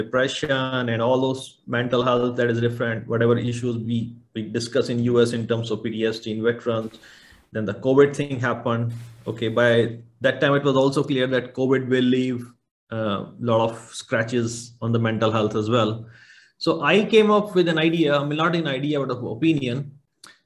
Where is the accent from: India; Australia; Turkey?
India; moved away; I came from India, and at least in my hometown